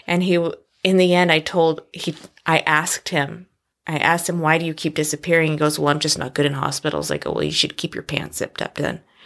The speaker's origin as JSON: {"language": "English", "region": "Oregon", "country": "United States", "tie": "born or raised there", "also_born_or_lived": "Florida", "said": "I was born in Florida, and I'm a Navy brat, and I'm the second oldest of six kids. We, I, that grew up in Oregon."}